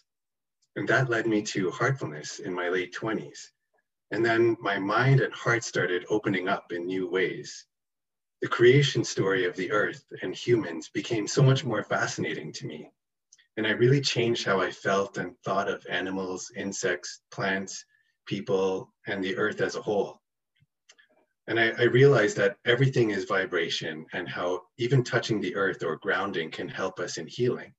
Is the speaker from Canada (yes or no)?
yes; Toronto, Ontario, Canada; I was born and raised in Toronto, Canada